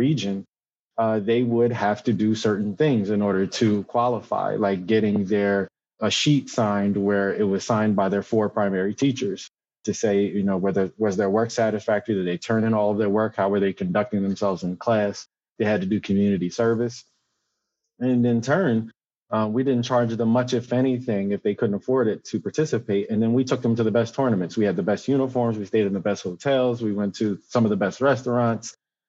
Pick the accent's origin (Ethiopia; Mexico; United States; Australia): United States; Wilmington, Delaware; also born or lived in Towson, Maryland; I grew up in West Center City neighborhood, single mother household.